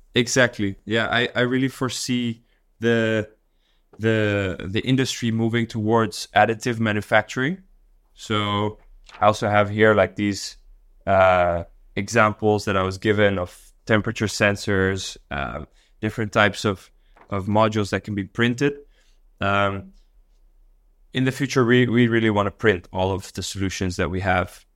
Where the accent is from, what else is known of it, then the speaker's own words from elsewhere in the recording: Dar es Salaam, Tanzania; also born or lived in Netherlands / Mexico City; now in Singapore; I grew up in Dar es Salaam in Tanzania